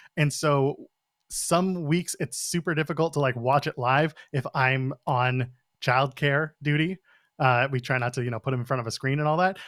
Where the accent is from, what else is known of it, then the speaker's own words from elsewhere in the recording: Ottawa, Ontario, Canada; I grew up in Ottawa.